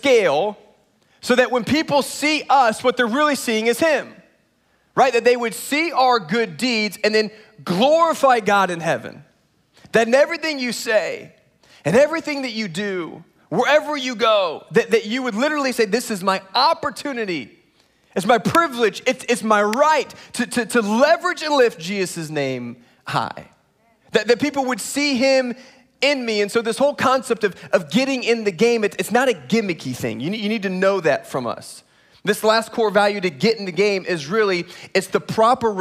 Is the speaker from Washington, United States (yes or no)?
no; Indiana, United States; now in Texas, United States; I was born in Indiana